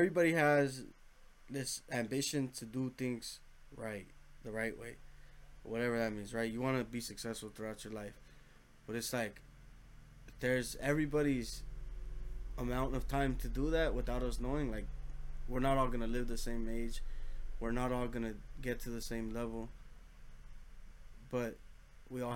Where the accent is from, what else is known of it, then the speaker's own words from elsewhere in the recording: Los Angeles, California, United States; we come from Los Angeles, you know, from